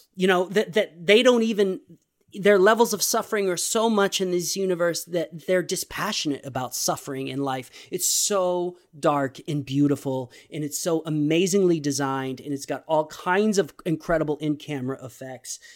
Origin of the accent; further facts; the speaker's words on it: Texas, United States; I am a Texan